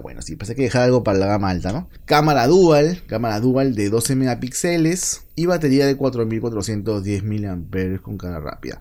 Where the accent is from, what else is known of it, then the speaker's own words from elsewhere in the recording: Peru; en mi país, Perú